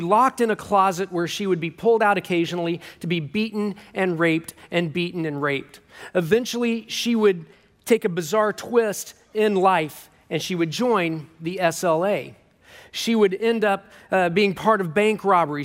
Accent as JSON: {"language": "English", "town": "Kansas City", "country": "United States", "said": "I'm from Kansas City"}